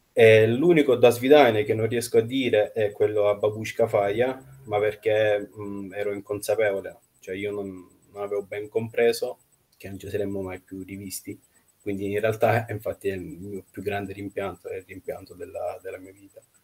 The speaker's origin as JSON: {"language": "Italian", "town": "Nizhny Novgorod", "region": "Nizhny Novgorod Oblast", "country": "Russia", "tie": "born or raised there", "also_born_or_lived": "Siena, Italy / Rome, Italy", "moved": "yes", "said": "che è la città natale, Nizhny Novgorod, Mh-mh. appunto perché ci sono nato"}